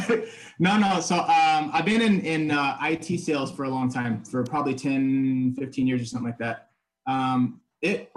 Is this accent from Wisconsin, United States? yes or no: no; Los Angeles, California, United States; moved away as an adult; now in Spain; growing up in L.A., I mean, I spoke enough Spanish to get around